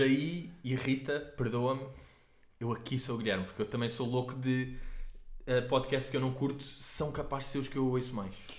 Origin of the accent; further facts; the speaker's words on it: Portugal; nós os três somos portugueses